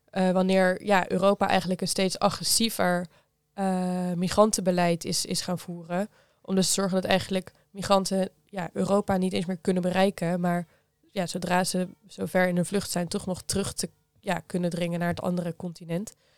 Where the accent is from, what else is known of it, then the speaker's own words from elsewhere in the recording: Geertruidenberg, North Brabant, Netherlands; Ik kom uit Geertruidenberg. Dat is een oh klein dorp bij Breda